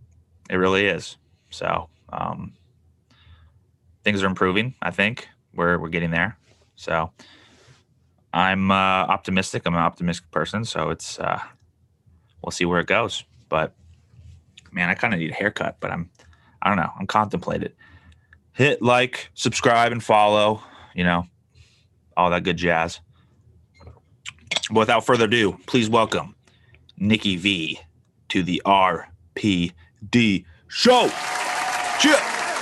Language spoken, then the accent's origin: English; San Diego, California, United States; now in Buffalo, United States; Obviously, I moved to Buffalo from San Diego.